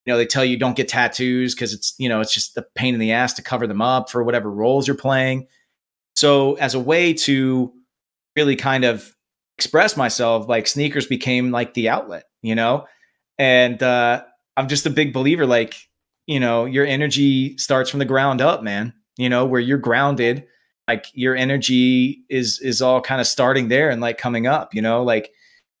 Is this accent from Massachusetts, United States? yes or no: no; Nebraska, United States; moved away; I'm from Nebraska originally